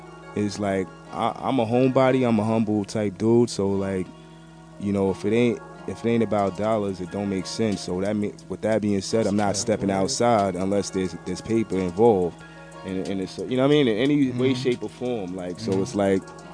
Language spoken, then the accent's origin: English; New York City, New York, United States; also born or lived in Queens / Long Island; I got people everywhere, but, you know, originated in Brooklyn